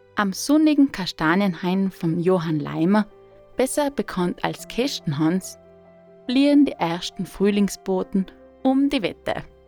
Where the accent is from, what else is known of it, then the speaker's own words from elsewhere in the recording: South Tyrol, Trentino-Alto Adige, Italy; in meiner Heimat Südtirol